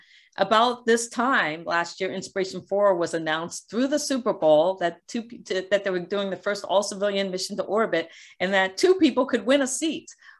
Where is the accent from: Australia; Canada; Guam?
Guam; born there; I was born on Guam because my dad was working at the NASA tracking station during the Apollo missions.